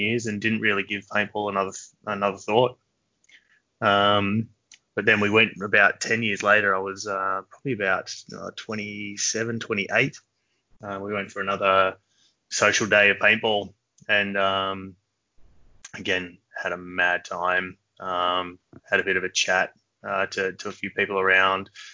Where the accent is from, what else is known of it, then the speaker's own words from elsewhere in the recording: Sydney, New South Wales, Australia; I've always been a hills boy pretty much my whole life